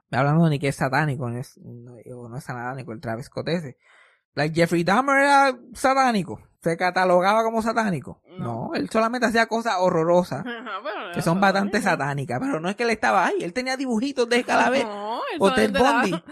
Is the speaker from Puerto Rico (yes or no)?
yes; Yabucoa, Puerto Rico; accent: Yabucoa; Yo soy puertorriqueño. soy puertorriqueño. ¿Qué te pasa a ti? Eh, yo, yo, yo soy de Yabucoa. este mi acento de Yabucoa.